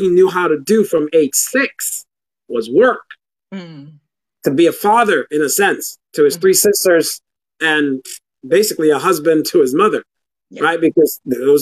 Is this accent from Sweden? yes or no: no; Guyana; now in United States; growing up in Guyana, third world country